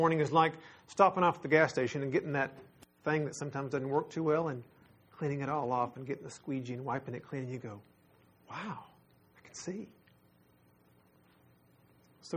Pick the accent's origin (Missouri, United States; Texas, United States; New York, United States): Texas, United States; We're from Texas